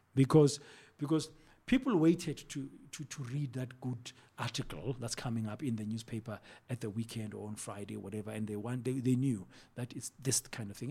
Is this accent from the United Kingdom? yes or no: no; South Africa; moved away as an adult; also born or lived in Mozambique; we are a South African businessman